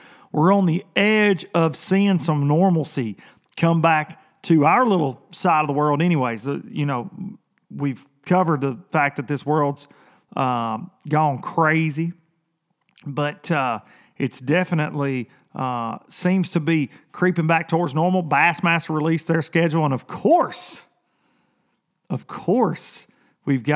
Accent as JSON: {"language": "English", "area": "Lawrenceburg", "region": "Tennessee", "country": "United States", "tie": "born or raised there", "also_born_or_lived": "Columbia, Tennessee", "said": "it's a huge Amish community here where I'm from"}